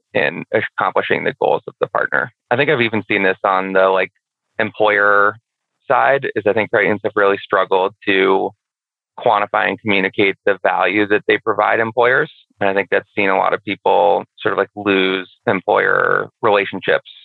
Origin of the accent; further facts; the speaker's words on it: Boston, Massachusetts, United States; I'm from Boston